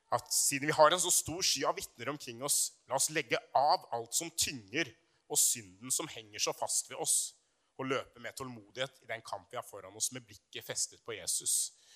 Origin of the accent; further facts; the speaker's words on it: Brumunddal, Innlandet, Norway; på videregående i Brumunddal. Eh, langt oppe i Hedmarken, der jeg vokste opp.